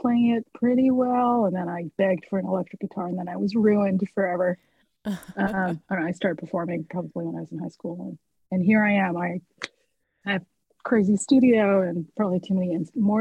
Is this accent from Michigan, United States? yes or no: no; Cincinnati, Ohio, United States; also born or lived in Canada / Georgia; raised mostly in the United States, here in Ohio, in Cincinnati